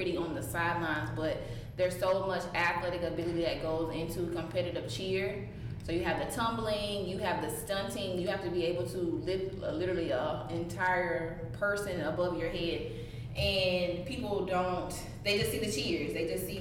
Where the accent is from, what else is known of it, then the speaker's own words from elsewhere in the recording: Gadsden, South Carolina, United States; I'm originally from Gadsden, South Carolina, but I always tell people Columbia because nobody knows where Gadsden is